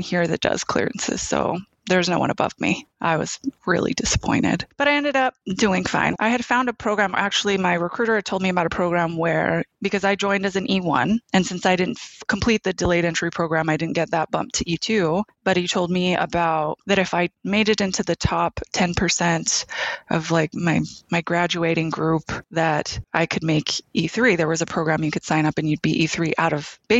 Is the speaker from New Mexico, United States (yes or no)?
yes; Albuquerque, New Mexico, United States; moved away as an adult; I'm from Albuquerque, New Mexico.